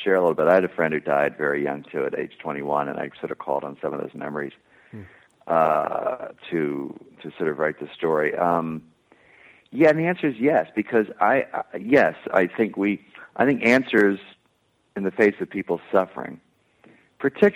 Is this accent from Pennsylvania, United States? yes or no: yes; Plymouth Meeting, Pennsylvania, United States; I was born in Plymouth Meeting, which is not too far.